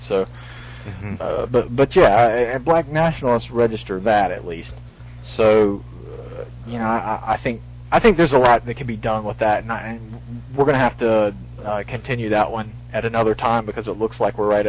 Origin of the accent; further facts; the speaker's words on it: the South, United States; also born or lived in Carolinas; Hey, I'm from the South.